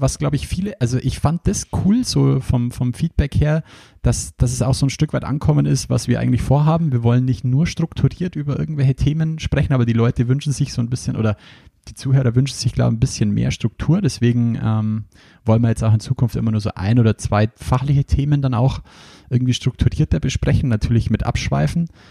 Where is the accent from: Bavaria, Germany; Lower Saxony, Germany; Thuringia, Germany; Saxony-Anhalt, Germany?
Bavaria, Germany; Bei uns in Bayern sagt man nur Fasching dazu